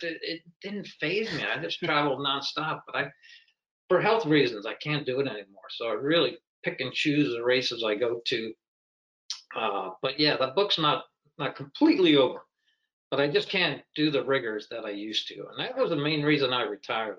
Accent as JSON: {"language": "English", "region": "Pennsylvania", "country": "United States", "tie": "born or raised there", "said": "I grew up in Pennsylvania"}